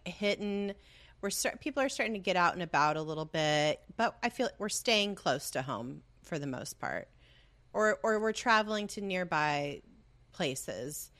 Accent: Southern California, United States; We're from the orange groves of Southern California

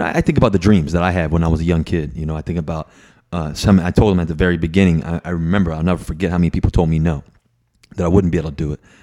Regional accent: Virginia, United States; growing up in Virginia.

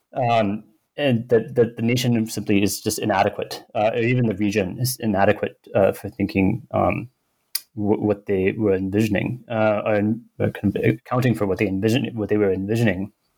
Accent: United States; I grew up mostly in the US

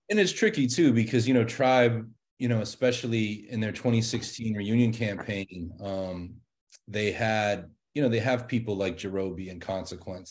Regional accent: Pittsburgh, Pennsylvania, United States; my hometown of Pittsburgh

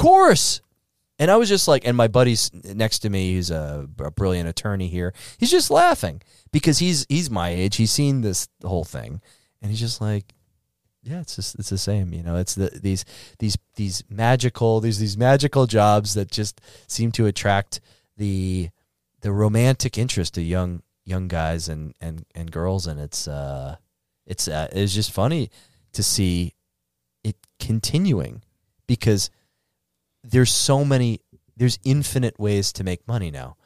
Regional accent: Northeast, United States; also born or lived in Chicago; now in Miami, United States; I grew up in the Northeast

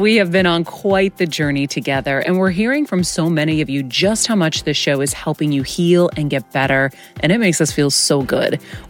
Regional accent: Massachusetts, United States; We're from Massachusetts.

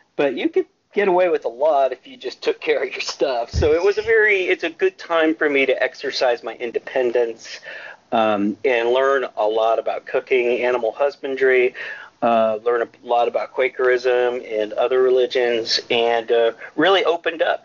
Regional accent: Marin, California, United States; moved away as an adult; also born or lived in Portland / Chicago / Southeast Asia / Austin, Texas; I was raised in Marin

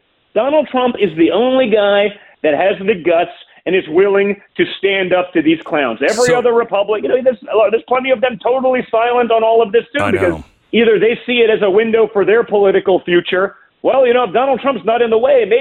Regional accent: New York, United States; moved away; I was from New York, even though I'm a lifelong conservative. I was from New York

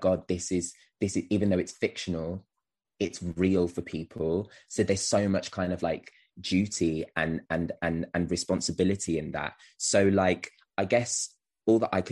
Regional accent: Wolverhampton, West Midlands, United Kingdom; I'm from Wolverhampton. I live in Wolverhampton.

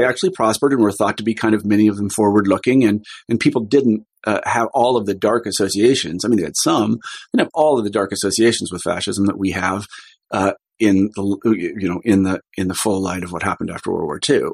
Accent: Kansas, United States; moved away as an adult; also born or lived in Iowa; I was growing up in Kansas at the time

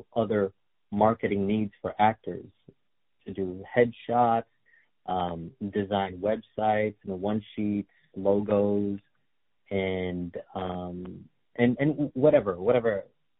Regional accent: Los Angeles, California, United States; I am Filipino-American, born here in California

